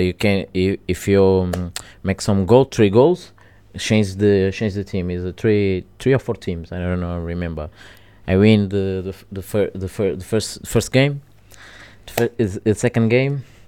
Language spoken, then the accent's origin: English; Portugal; English is a second language; also born or lived in Angola; I go to Portugal very, very young, like my three years old.